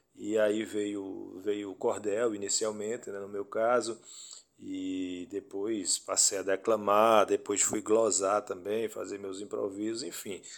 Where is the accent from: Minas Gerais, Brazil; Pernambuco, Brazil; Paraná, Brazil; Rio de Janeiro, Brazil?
Pernambuco, Brazil; Afogados da Ingazeira; Eu sou de Afogados da Engazeira